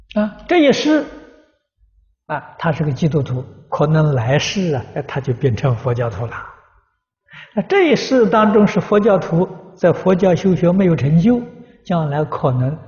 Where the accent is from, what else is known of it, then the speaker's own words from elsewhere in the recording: China; 我们中国人讲的不要无常。